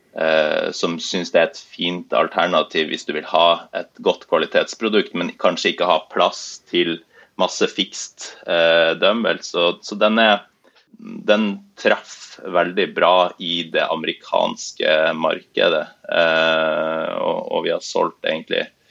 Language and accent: Norwegian; Bodø, Nordland, Norway; now in Oslo, Norway; jeg er opprinnelig fra Bodø, som er en, en by nord i, i Norge